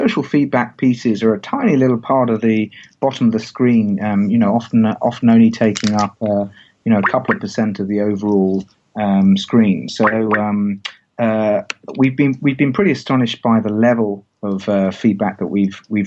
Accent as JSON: {"language": "English", "region": "England", "country": "United Kingdom", "said": "I as an English guy"}